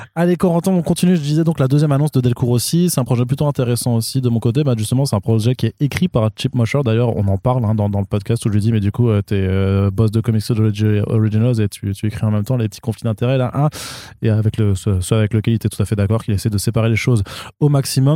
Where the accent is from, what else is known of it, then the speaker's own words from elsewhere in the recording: Alsace, Grand Est, France; also born or lived in Colmar; Je suis pas allemand, je suis alsacien